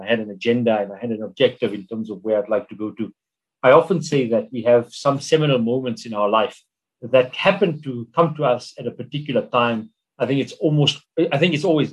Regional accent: Emalahleni, Mpumalanga, South Africa; we grew up in Linville, which was this township

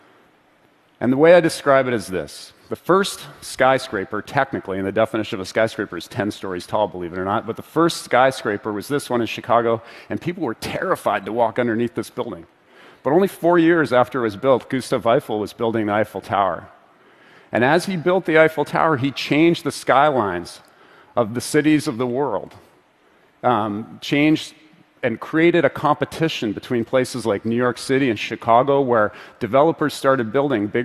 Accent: Vancouver, British Columbia, Canada; my hometown of Vancouver

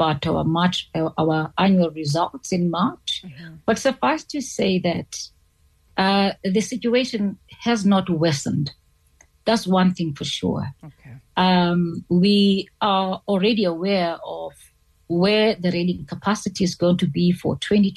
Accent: South Africa; as a South African

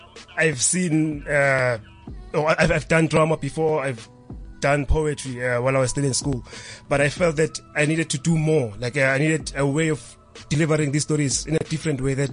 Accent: Johannesburg, Gauteng, South Africa; I was born in Alexander Township, and I was exposed into the traditional dance styles

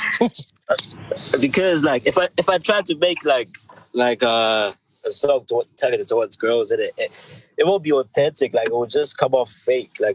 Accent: Zimbabwe; now in United Kingdom; I grew up in Zim, I have like, you know, like Zimbabwean experiences

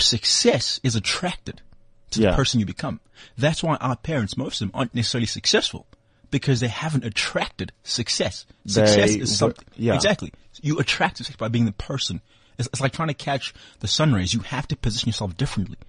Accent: Benoni, Gauteng, South Africa; I grew up in Benoni, in Trinidad.

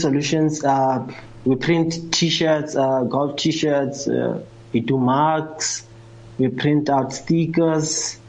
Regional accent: Midrand, Gauteng, South Africa; I'm 27 years old. I grew up in Midrand, in the hood. It's not the burbs.

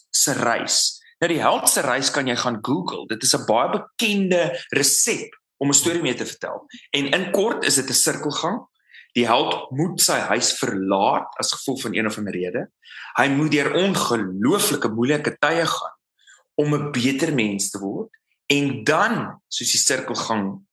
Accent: South Africa; moved away as an adult; Suid-Afrika is my tuiste.

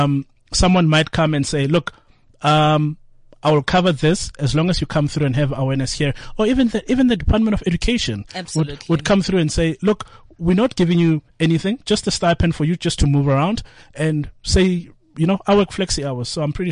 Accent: Atteridgeville, Gauteng, South Africa

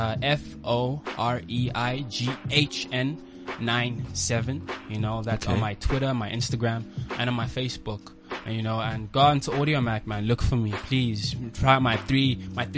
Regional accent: Botswana; moved away; also born or lived in China; we were living in Bots at the time because I grew up in Botswana

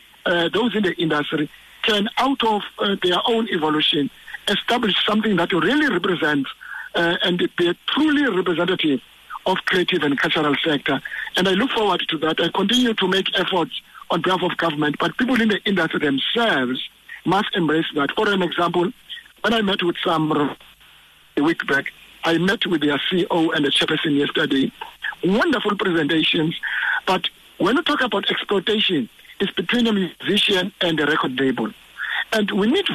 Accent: South Africa; we as South Africans

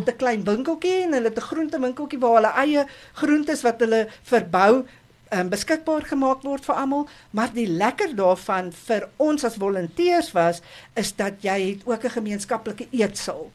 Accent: Kempton Park, Gauteng, South Africa; Ek het groot geword in Kempton Park, nie ver van hier af nie

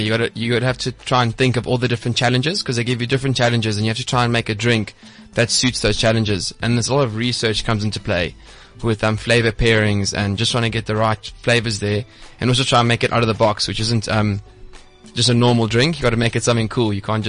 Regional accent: South Africa; because I'm from South Africa

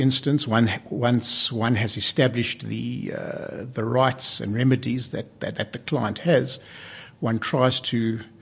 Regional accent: Cape Town, Western Cape, South Africa; moved away; I come from Cape Town, and I practiced law in Cape Town for 13 years

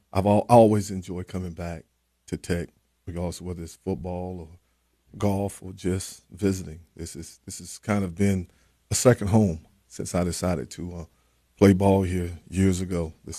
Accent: Florence, North Carolina, United States; I grew up in Eastern part of North Carolina, small town called Florence, North Carolina. I grew up in a small fishing community, but it was more farming.

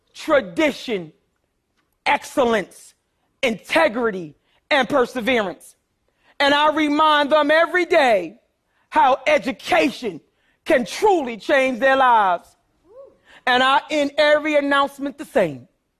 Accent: Philadelphia, Pennsylvania, United States; I grew up poor in North Philadelphia, too.

